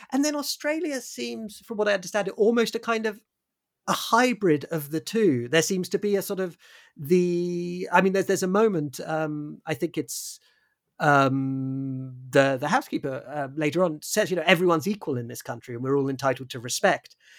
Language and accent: English; United Kingdom; as a British person